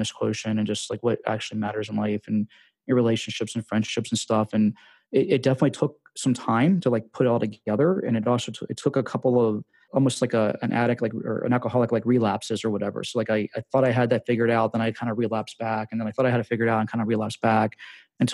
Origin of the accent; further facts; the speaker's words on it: Washington, District of Columbia, United States; moved away as an adult; also born or lived in Las Vegas / Costa Rica; I'm from Washington, D.C., but we had moved to Vegas for a year